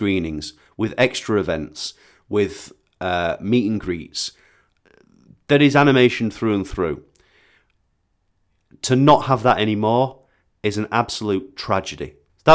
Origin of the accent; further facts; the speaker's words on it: Bradford, Yorkshire and the Humber, United Kingdom; moved away; my yearly pilgrimage to my hometown